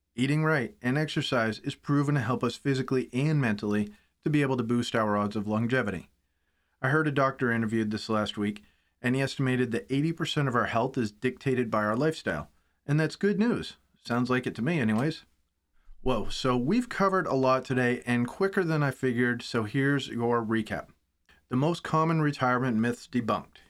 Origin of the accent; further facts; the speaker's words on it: United States; as an American